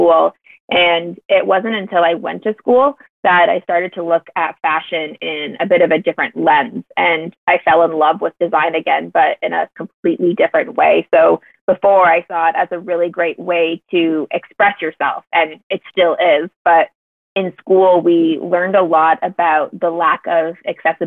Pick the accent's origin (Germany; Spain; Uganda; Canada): Canada; moved away as an adult; also born or lived in Toronto, Canada; now in Chicago, United States; I actually went to university in Canada, in Toronto